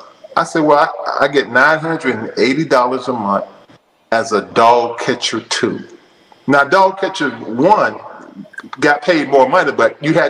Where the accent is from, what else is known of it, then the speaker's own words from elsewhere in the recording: Florida, United States; also born or lived in Alabama; now in Murfreesboro, United States; So I moved back to Tallahassee, Florida. I was born in Florida